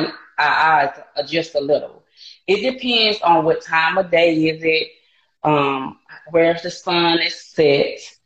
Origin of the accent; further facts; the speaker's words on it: Montgomery, Alabama, United States; I grew up in Montgomery, Alabama, and I love it here